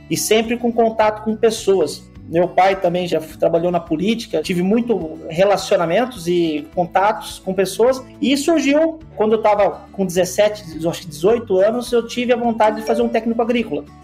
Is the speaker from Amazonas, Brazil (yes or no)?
no; Boa Esperança do Sul, São Paulo, Brazil; Eu sou do interior de São Paulo, eu nasci numa cidadezinha que chama Boa Esperança do Sul, tem 12 mil habitantes